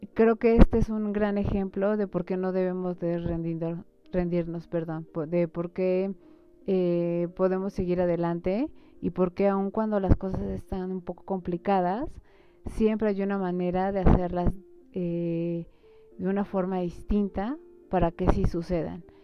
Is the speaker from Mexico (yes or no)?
yes; Mexico; nosotros como mexicanos